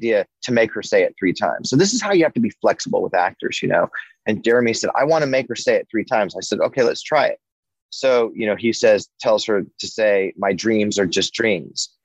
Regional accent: Denver, Colorado, United States; growing up in North Denver in the late 70s

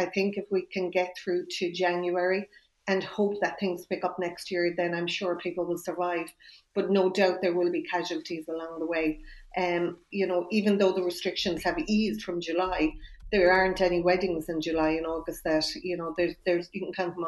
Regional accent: Ireland; as Irish people

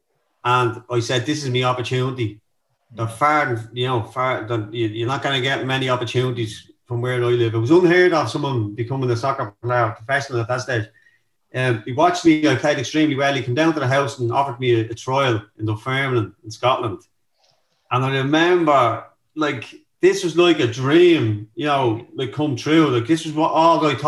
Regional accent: Dublin, Leinster, Ireland; I grew up in North County, Dublin, in a place called Darndale.

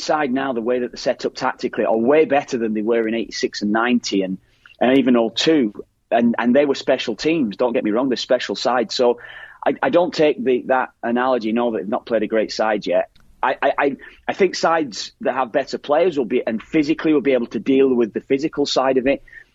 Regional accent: Ireland; as Irish lads

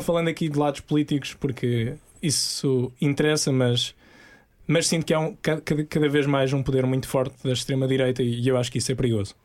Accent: Portimão, Algarve, Portugal; cresci em Portimão com a minha família

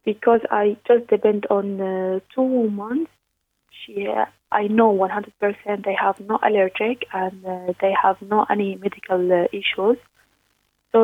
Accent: Syria; English is a second language; moved away as an adult; now in Ireland; I'm originally from Syria. I came to Ireland since 2017.

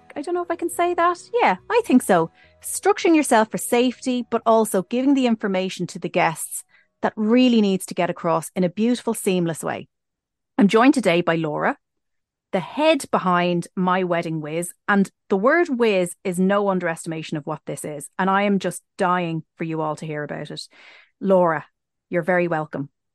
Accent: Ireland; us being Irish

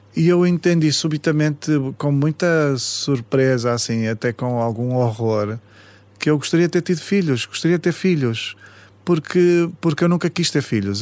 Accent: Paços de Ferreira, Norte, Portugal; a minha infância foi em Passos de Ferreira, cresci muito na terra

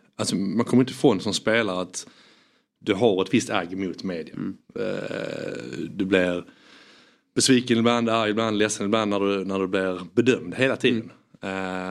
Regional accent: Landskrona, Skåne, Sweden; moved away; also born or lived in England; jag är skåning från Landskrona.

